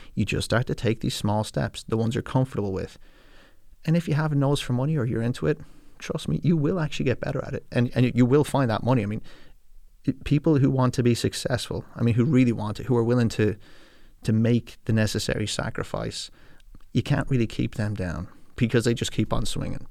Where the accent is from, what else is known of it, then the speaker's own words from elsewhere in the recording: California, United States; now in Ireland; when I was growing up in California